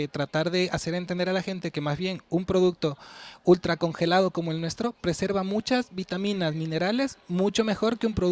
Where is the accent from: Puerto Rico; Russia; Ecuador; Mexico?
Ecuador; moved away as an adult; also born or lived in Seville; now in Isla Mayor, Spain; Yo vengo de Latinoamérica, soy ecuatoriano